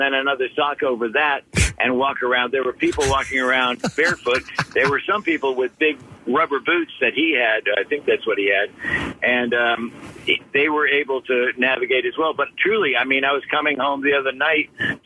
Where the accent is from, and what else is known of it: Philadelphia, Pennsylvania, United States